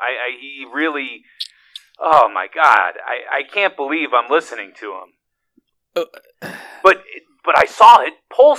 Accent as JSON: {"language": "English", "country": "United States", "said": "I'm an American. I don't wear a belt."}